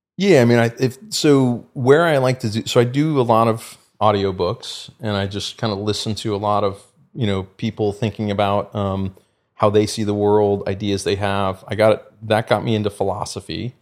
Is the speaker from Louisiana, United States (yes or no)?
no; the Bay Area, California, United States; I grew up in California and, you know, the Bay Area